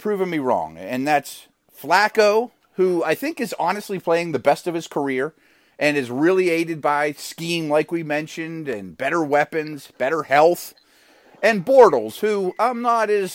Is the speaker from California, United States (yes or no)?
no; Pittsburgh, Pennsylvania, United States; my hometown of Pittsburgh